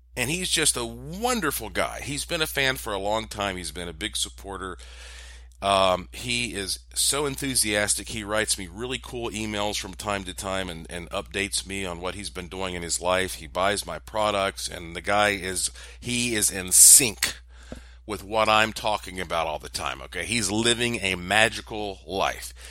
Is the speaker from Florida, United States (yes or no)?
no; Asheville, North Carolina, United States; Asheville, North Carolina. That's my hometown